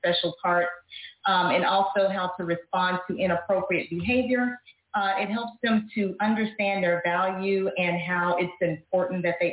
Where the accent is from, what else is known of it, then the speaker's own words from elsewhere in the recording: Dallas, Texas, United States; I am from Dallas, Texas, born and raised